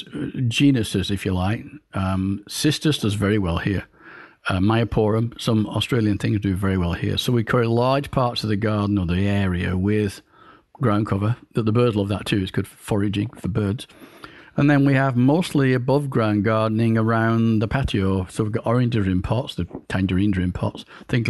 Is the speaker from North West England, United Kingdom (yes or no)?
yes; Darwen, North West England, United Kingdom; moved away as an adult; now in California, United States; I grew up in Darwin, Lancashire